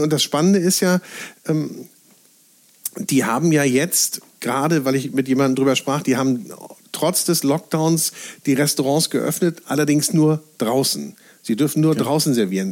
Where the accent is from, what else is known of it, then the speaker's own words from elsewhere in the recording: Northern Germany, Germany; als Norddeutscher